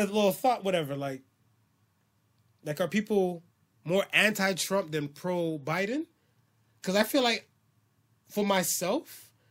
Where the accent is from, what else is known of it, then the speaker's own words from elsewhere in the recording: Philippines; All right. I'm Filipino.